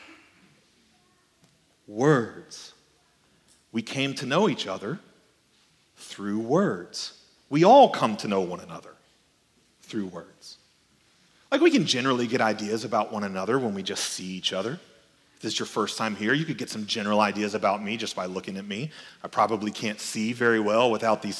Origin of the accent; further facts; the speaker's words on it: South Georgia, United States; also born or lived in Paris, Texas; I was born in Paris, Texas, but we moved to South Georgia when I was really a little kid